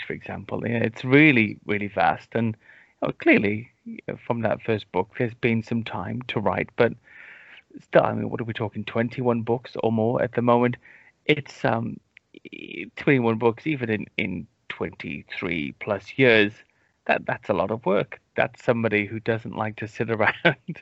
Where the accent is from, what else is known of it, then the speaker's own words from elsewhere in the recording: United Kingdom; I am British